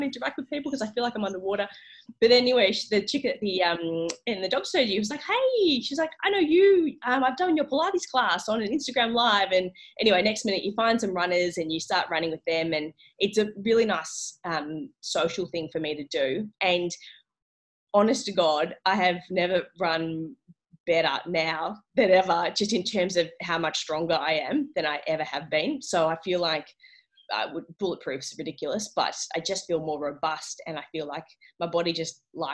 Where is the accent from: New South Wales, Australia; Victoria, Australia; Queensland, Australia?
Victoria, Australia; South Gippsland; I didn't grow up in Phillip Island, but I grew up in South Gippsland